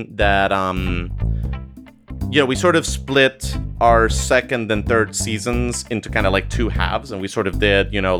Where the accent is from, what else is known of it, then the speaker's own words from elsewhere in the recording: Costa Rica; now in United States; I'm originally from Costa Rica. I immigrated to the United States